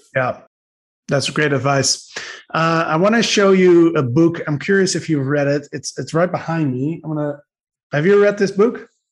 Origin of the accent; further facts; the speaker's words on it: Netherlands; I'm from Holland